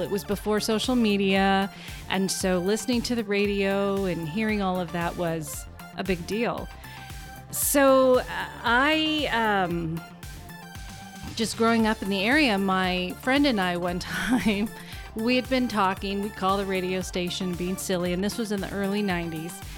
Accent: North Plains, Oregon, United States; also born or lived in Vancouver, Washington; now in Goldendale, United States; since I've grown up there

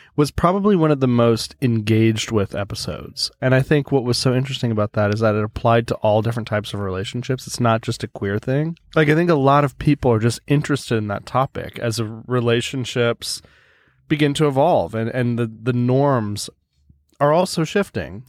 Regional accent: United States; now in Sweden; I'm an American living in Sweden.

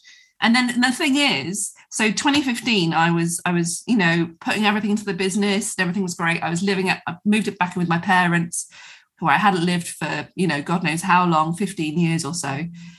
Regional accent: England, United Kingdom; particularly as women, particularly as English women, to put ourselves last

